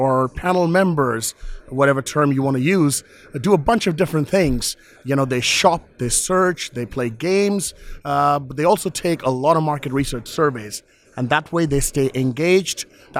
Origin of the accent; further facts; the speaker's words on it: London, United Kingdom; I'm from London.